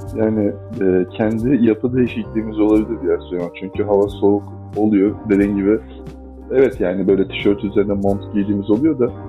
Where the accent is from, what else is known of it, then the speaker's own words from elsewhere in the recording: Adana, Turkey; ben Adana'da büyüdüm.